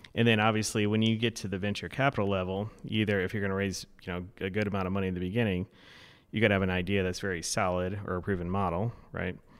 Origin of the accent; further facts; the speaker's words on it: Florida, United States; moved away as an adult; now in Madison, United States; I grew up in Florida, so I'm still getting acclimated to the weather